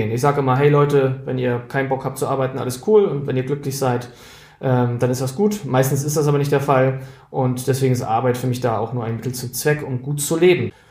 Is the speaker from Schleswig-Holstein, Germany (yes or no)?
yes; Schleswig-Holstein, Germany; now in Gronau, Germany; Ich komme aus Schleswig-Holstein, aus einem kleinen Dorf in der Nähe von Hamburg, weil das, glaube ich, ein wesentlicher Teil zu meiner Prägung beigetragen hat. Und ich lebe mittlerweile in Gronau, das ist an der holländischen Grenze